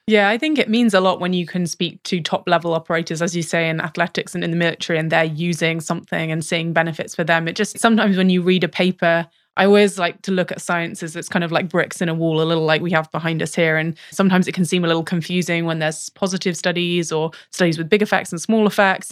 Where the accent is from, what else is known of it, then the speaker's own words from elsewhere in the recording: United Kingdom; accent: British; I have a British accent